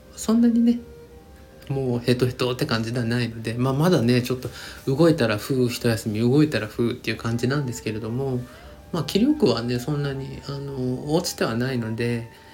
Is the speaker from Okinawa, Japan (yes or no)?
no; Hiroshima, Japan; 僕出身がね、ひ、 地元が広島